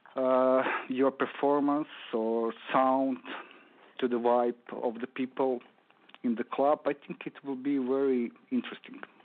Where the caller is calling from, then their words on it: Zagreb, City of Zagreb, Croatia; I'm right now in Croatia, in uh, city of Zagreb.